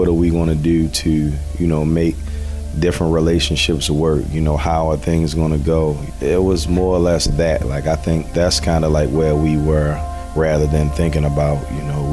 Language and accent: English; Baltimore, Maryland, United States; I grew up in Baltimore City. I'm Baltimore born and raised